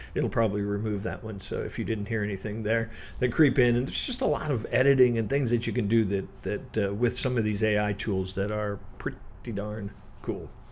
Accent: Midwest, United States; I'm from the Midwest

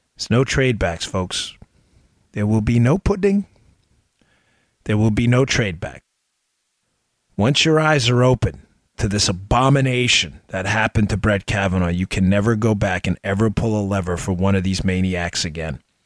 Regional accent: New York City, New York, United States; I grew up in Queens, New York

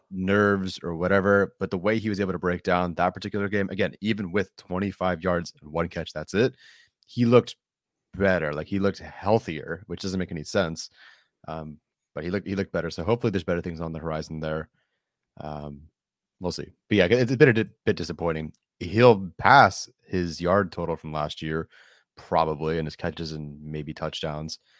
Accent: Orange County, California, United States; I grew up in Orange County. I live in Orange County

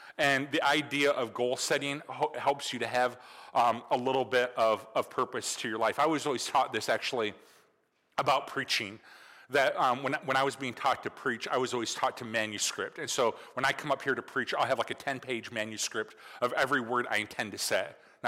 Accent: Michigan, United States; It is really weird because, you know, growing up in Michigan, it's like the new year.

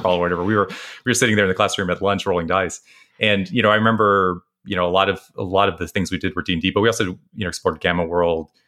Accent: West Texas, United States; I was growing up in West Texas

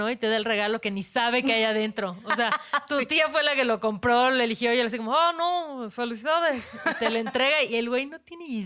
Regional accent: Mexico; also born or lived in Mérida; somos mexicanas

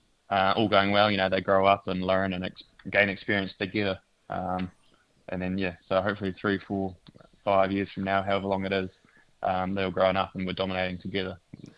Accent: Otago, New Zealand; I'm from Otago, grew up down there. My family, my wife's family, all from around here.

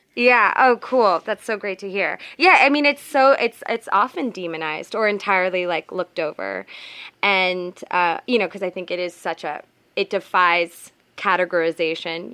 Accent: Providence, Rhode Island, United States; also born or lived in West Coast, United States; now in New York, United States; I'm from the East Coast. I'm from Providence, Rhode Island, and so is Mia

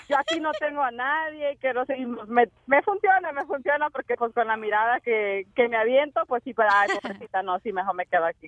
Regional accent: San Diego, California, United States; now in Los Angeles, United States; Yo vengo de San Diego, allá está toda mi familia

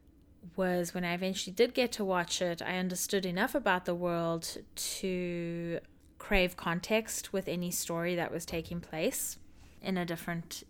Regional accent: South Africa; now in United States; I grew up in South Africa.

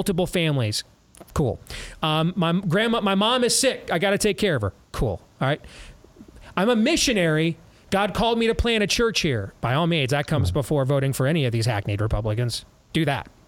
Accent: Iowa, United States; my home state of Iowa

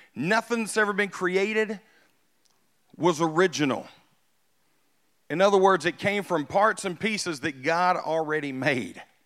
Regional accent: United States; I was born in America. I, I'm super, super pumped that I got to grow up in America.

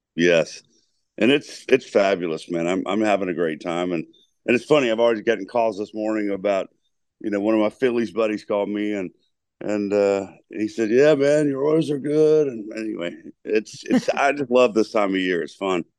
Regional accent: Lynchburg, Virginia, United States; moved away; I'm from the Berg

